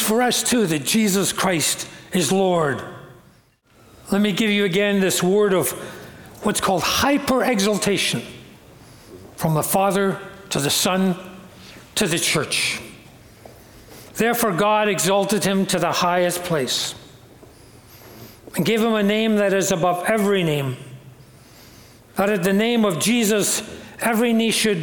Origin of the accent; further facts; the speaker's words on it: Glasgow, Scotland, United Kingdom; moved away; I've told you I grew up in Glasgow in Scotland